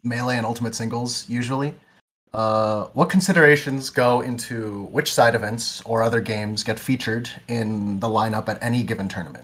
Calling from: New Jersey, United States; calling in from New Jersey.

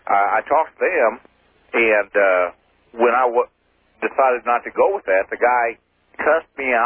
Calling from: Kansas City, United States; Kansas City.

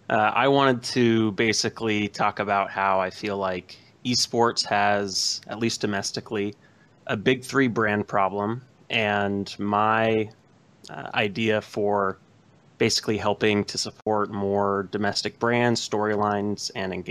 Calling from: Modesto, California, United States; Modesto, California.

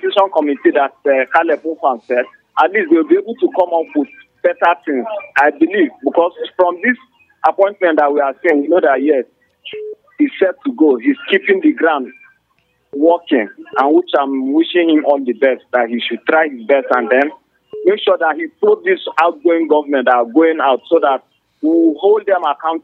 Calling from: Old Bukuru Park, Plateau, Nigeria; I'm calling from Old Bukuru Park.

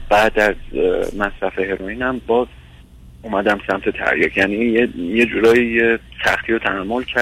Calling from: Iran; من از ایران هستم

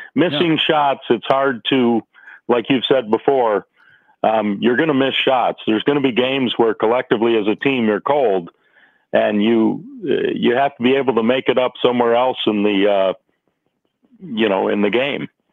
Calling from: Michigan, United States; I'm calling from Michigan.

